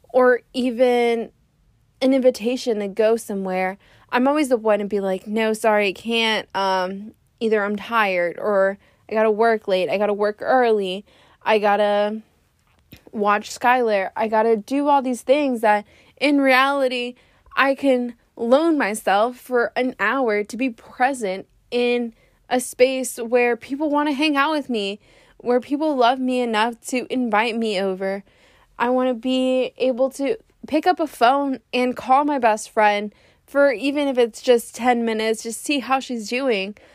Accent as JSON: {"language": "English", "town": "Laredo", "region": "Texas", "country": "United States", "moved": "yes", "lives_now": "San Antonio, United States", "said": "I am from Laredo"}